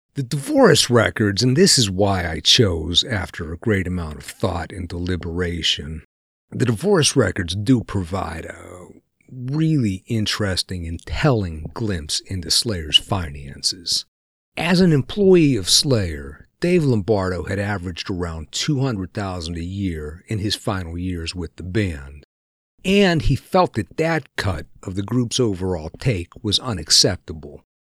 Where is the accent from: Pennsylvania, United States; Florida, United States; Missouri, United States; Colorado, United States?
Pennsylvania, United States; We're both from Pennsylvania, which is a no bullshit area